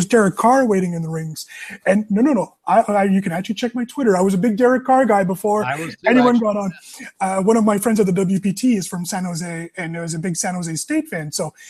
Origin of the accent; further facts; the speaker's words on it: Rockland, Ontario, Canada; now in Ottawa, Canada; in Rockland, my hometown, my actual hometown.